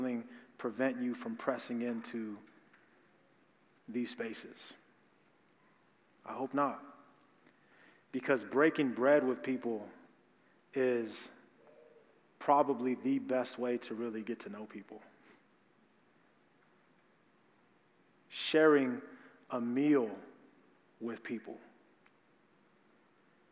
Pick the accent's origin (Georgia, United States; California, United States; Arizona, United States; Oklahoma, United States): Arizona, United States; Phoenix; Growing up in South Phoenix, growing up in black and brown community